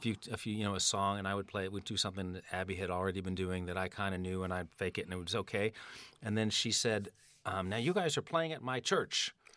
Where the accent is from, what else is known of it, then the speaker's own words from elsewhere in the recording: New York City, New York, United States; I'm from Manhattan. I grew up on one hundredth